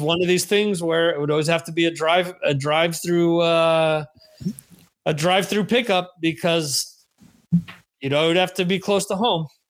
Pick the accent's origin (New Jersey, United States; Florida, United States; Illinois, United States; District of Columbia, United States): New Jersey, United States; now in Spain; growing up in New Jersey